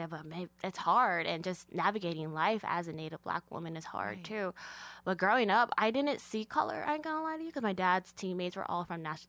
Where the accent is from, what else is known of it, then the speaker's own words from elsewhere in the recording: Arizona, United States; also born or lived in Phoenix, Arizona; I grew up on the reservation.